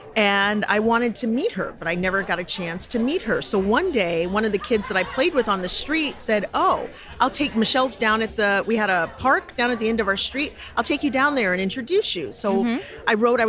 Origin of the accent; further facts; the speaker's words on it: Connecticut, United States; also born or lived in Georgia; I was born in Georgia, and we moved when I was 3 going on 4 to Connecticut. My parents moved north, so my brother and I, he wasn't born yet.